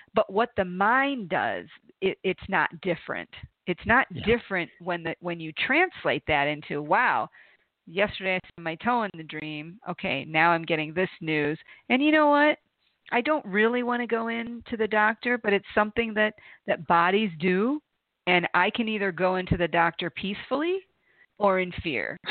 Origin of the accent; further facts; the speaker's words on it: Toledo, Ohio, United States; growing up in Toledo, Ohio